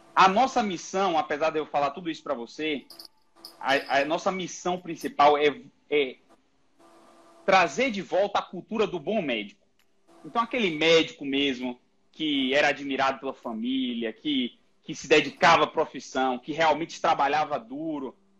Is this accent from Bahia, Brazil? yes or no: yes; Salvador, Bahia, Brazil; moved away as an adult; now in São Paulo, Brazil; Eu sou baiano, sou de Salvador, formei na Universidade Federal da Bahia e eu vim para São Paulo